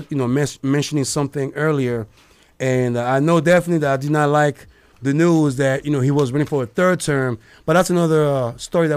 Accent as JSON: {"language": "English", "country": "Côte d’Ivoire", "said": "I'm from the Ivory Coast"}